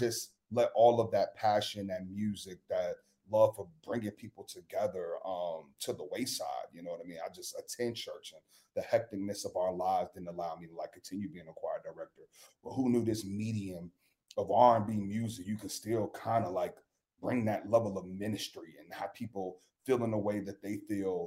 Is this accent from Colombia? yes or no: no; Chicago, Illinois, United States; I'm from Chicago